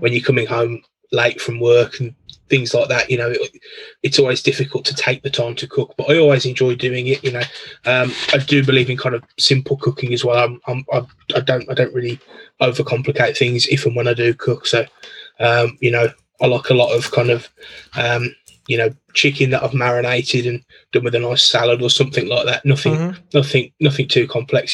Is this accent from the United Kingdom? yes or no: yes; Birmingham, West Midlands, United Kingdom; I'm from Birmingham in the UK. So um, yeah, born here, grew up here, um, live here now still